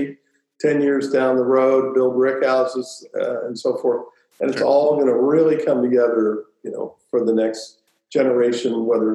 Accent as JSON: {"language": "English", "town": "Louisville", "region": "Kentucky", "country": "United States", "tie": "born or raised there", "said": "I grew up in Louisville"}